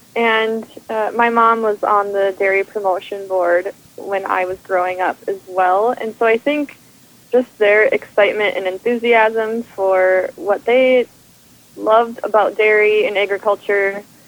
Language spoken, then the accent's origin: English; Minnesota, United States; also born or lived in Vermont; we're dairy farmers from Minnesota